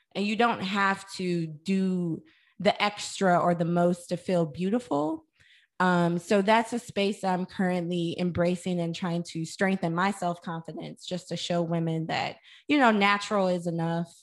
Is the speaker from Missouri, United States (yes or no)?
yes; St. Louis, Missouri, United States; I'm from St. Louis, Missouri